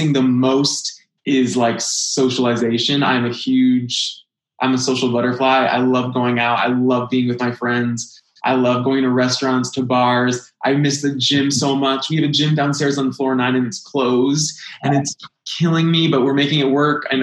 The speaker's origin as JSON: {"language": "English", "town": "Manchester", "region": "New Hampshire", "country": "United States", "tie": "born or raised there", "moved": "yes", "said": "I grew up in Manchester, New Hampshire, like I said, and I was lucky to have a great regional theater at home"}